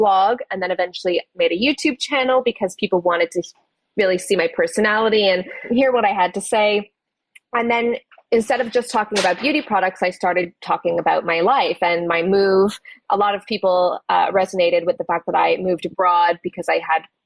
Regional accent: Canada; moved away as an adult; now in United Kingdom; I'm originally from Canada. I moved to the UK when I just turned 19

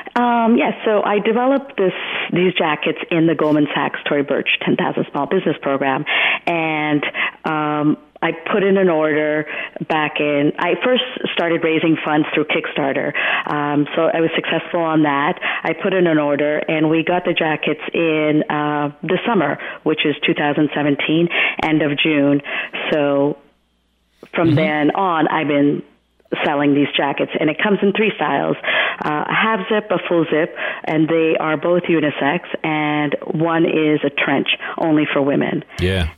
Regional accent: Hamilton, Ontario, Canada; moved away as an adult; also born or lived in Gujarat, India; now in New York, United States; My family migrated in 1976 to Hamilton, Ontario, Canada. Um, and so I did all my schooling there.

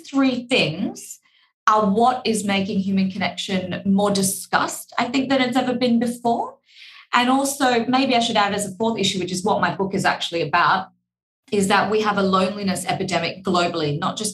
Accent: Australia; accent: Australian; my Australian accent

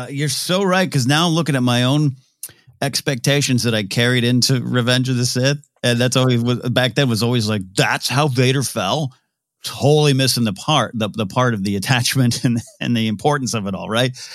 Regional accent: Central Coast of California, United States; born or raised there; moved away

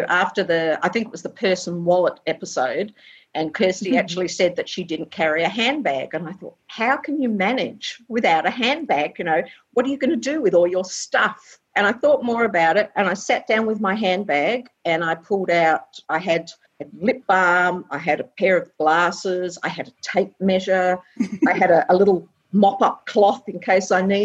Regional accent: Perth, Western Australia, Australia; also born or lived in England / Chidlow, Western Australia; now in Ballybally, Australia; I was born in England originally and came to Australia when I was 3, but we've always lived in Perth, around Perth and that sort of thing.

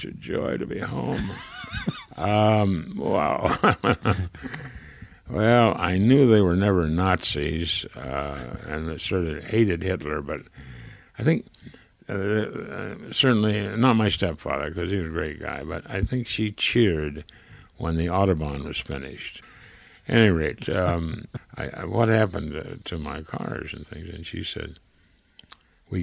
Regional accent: Springfield, Ohio, United States; also born or lived in Dayton, Ohio; now in Santa Barbara, United States; this is Springfield, Ohio, where I was born in Dayton, but when they got divorced, I moved from Dayton to Springfield and with my grandmother and my mother

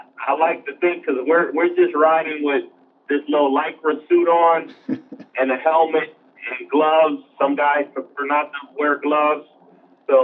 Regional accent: Los Angeles, California, United States; also born or lived in Long Beach, California; It's called now South LA, but those who grew up and was raised in that area, we still call it South Central

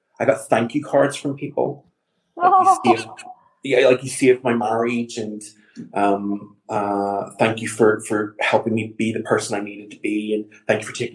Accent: Northern Ireland, United Kingdom; now in London, United Kingdom; I'm from Northern Ireland, and even though I'm an out and proud gay man, I also grew up in Northern Ireland

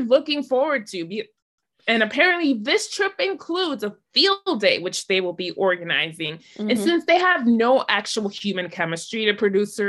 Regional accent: New York, United States; I'm from New York

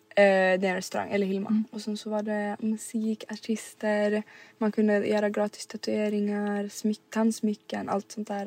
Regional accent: Rydebäck, Skåne, Sweden; also born or lived in Helsingborg; Så det började då i Rydebäck mm. där vi växte upp

